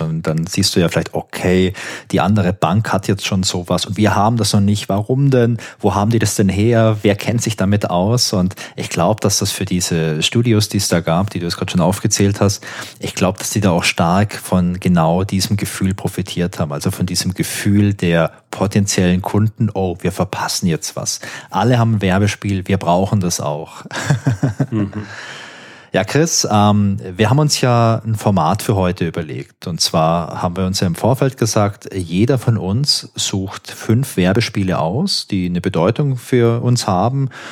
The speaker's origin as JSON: {"language": "German", "town": "Karlsruhe", "region": "Baden-Württemberg", "country": "Germany", "said": "Ich komme auch aus Karlsruhe, genau wie"}